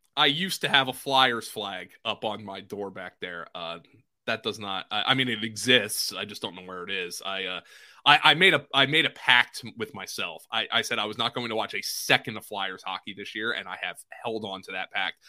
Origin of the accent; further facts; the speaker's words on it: Pennsylvania, United States; I grew up in Pennsylvania, but right across the bridge from New Jersey